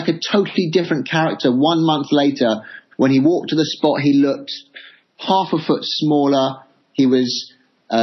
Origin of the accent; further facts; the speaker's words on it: England, United Kingdom; as an Englishman